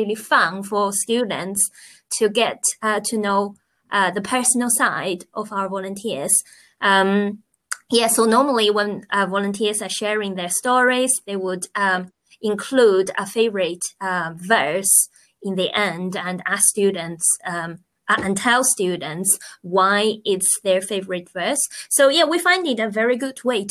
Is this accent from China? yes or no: yes; China; moved away as an adult; now in England, United Kingdom; I am originally from China. I've been in England for nearly